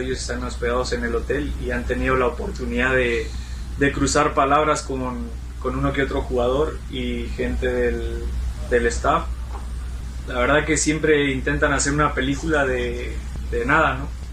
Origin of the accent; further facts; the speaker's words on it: Mexico; moved away; A mí como mexicano